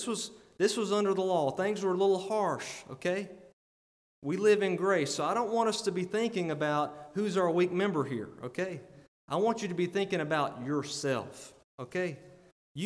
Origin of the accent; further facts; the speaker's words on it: Alabama, United States; I'm from Alabama.